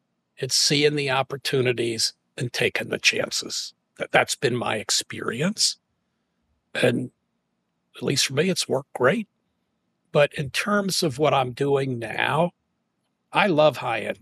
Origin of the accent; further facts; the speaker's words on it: St. Louis, Missouri, United States; moved away as an adult; also born or lived in Washington, D.C.; I grew up in St. Louis